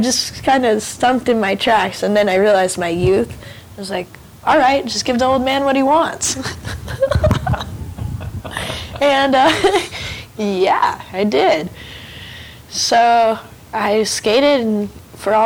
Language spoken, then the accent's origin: English; Santa Ana, California, United States; growing up in Santa Ana